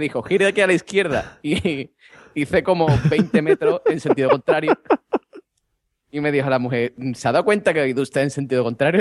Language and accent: Spanish; Vejer de la Frontera, Andalusia, Spain; aquí en mi pueblo